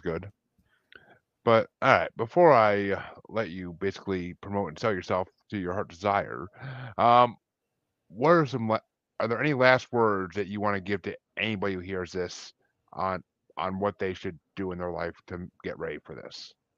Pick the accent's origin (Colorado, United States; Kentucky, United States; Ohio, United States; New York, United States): New York, United States; Kingston; moved away; I'm originally from New York, actually, but, I mean, still, it's the Northeast